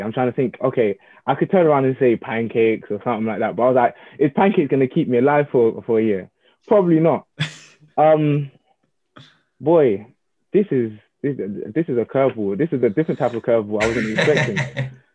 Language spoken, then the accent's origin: English; Jamaica; I have to rep my home. I'm Jamaican through and through